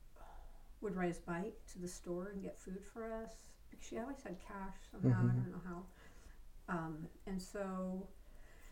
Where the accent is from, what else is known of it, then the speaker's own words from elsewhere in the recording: Spokane, Washington, United States; moved away as an adult; I grew up in Spokane, Washington. I lived there for 19 years